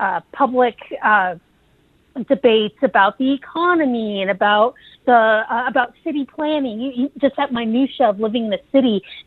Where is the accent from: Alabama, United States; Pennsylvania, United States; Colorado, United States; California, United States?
Colorado, United States; Denver; moved away as an adult; now in Virginia, United States; my childhood was spent kind of navigating two cultures in the city of Denver, at least two cultures, sometimes three, four, five cultures